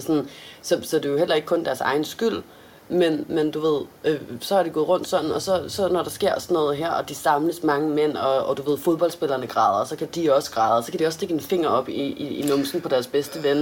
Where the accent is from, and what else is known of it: Denmark